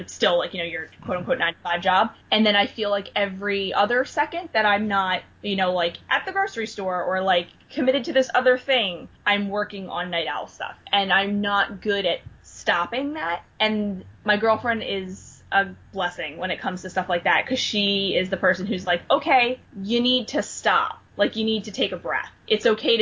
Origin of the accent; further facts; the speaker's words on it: New Jersey, United States; now in Philadelphia, United States; I'm from Philadelphia, and, well, I'm originally from New Jersey, but I live in Philadelphia